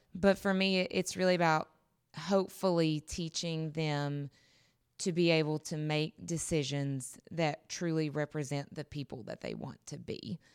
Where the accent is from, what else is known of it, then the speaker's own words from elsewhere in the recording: North Carolina, United States; I'm originally from North Carolina, western half of the state